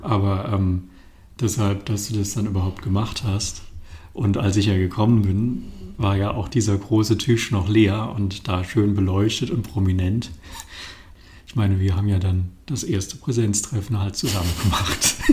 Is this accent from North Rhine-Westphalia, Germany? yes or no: yes; Bonn, North Rhine-Westphalia, Germany; Ich komme aus Bonn